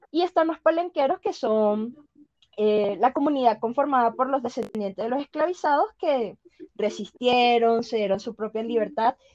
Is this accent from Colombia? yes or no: yes; Caribbean Region, Colombia; En la costa caribe, que es de donde yo soy, em, tenemos el bullerengue, el garabato, mapalé, la cumbia.